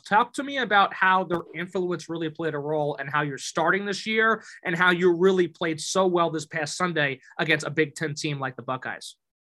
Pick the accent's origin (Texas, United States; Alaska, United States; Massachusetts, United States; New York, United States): New York, United States; Massapequa; I'm from Massapequa